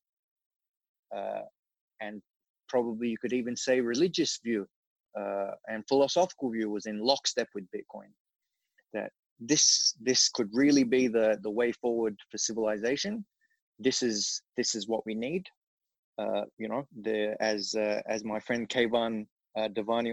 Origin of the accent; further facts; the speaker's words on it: Australia; also born or lived in England; I'm being Australian, I was living and studying in England at the time